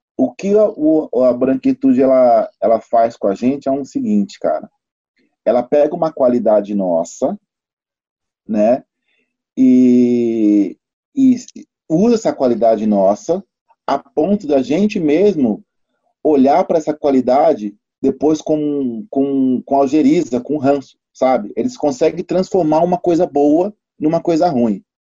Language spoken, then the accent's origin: Portuguese; São Paulo, Brazil; Eu sou de São Paulo, Zona Sul. BM22 Osana Sul, Capão Redondo e Grajaú